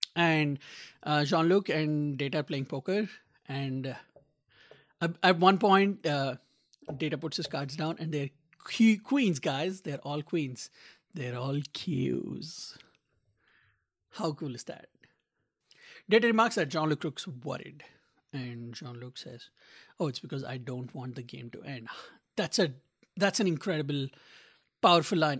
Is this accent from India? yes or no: yes; India; now in Little Rock, United States; as an Indian who grew up in a tropical country